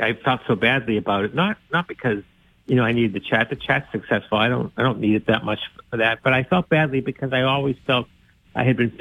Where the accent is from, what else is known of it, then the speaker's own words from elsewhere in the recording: North Shore, Massachusetts, United States; I grew up in the North Shore where there were a lot of French Canadians